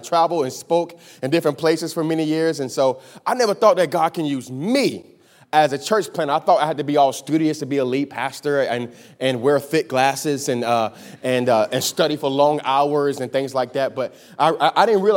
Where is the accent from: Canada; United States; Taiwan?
United States; Miami, Florida; I'm from Miami, Florida. I was born and raised in Miami, Florida